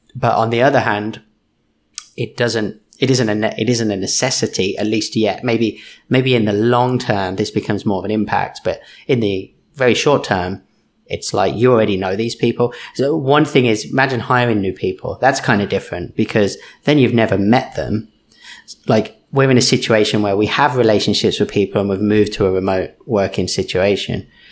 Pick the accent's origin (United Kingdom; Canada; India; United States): United Kingdom; moved away; I'm British, I mumble